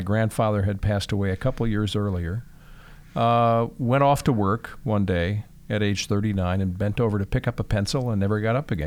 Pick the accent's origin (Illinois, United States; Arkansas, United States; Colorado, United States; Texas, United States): Illinois, United States; Chicago; moved away; also born or lived in Michigan; I grew up in Chicago, Northwest Side, so right in the city